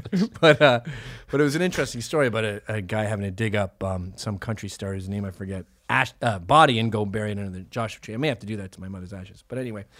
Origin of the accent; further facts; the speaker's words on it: Canada; Are we not Canadians anymore